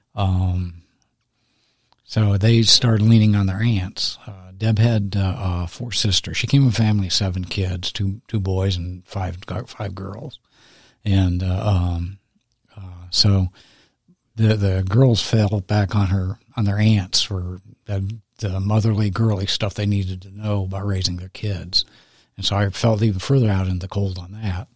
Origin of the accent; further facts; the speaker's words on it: San Diego, California, United States; moved away; I'm from San Diego initially.